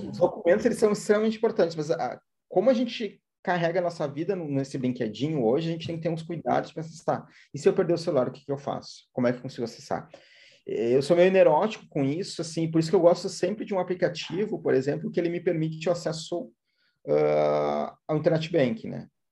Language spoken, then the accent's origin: Portuguese; Brazil; a gente é brasileiro